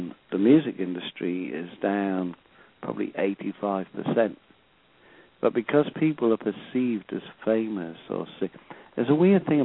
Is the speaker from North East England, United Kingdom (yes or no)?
yes; Sunderland, North East England, United Kingdom; my hometown, you know, team and the boys, you know, Sunderland boys